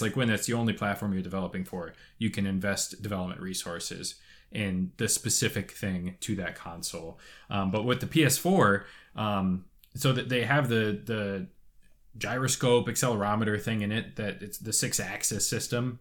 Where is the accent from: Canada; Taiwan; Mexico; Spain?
Canada; Toronto, Ontario; I'm from Toronto.